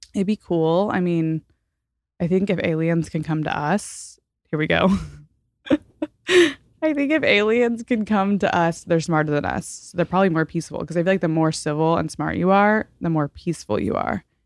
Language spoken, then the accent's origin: English; Fort Worth, Texas, United States; moved away as an adult; also born or lived in Washington, D.C.; now in Los Angeles, United States; I'm from Fort Worth mostly